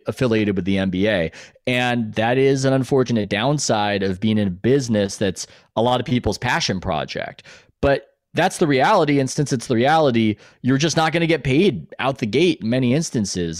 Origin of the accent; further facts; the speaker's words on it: San Diego, California, United States; even though I'm from San Diego, I don't speak a word of Spanish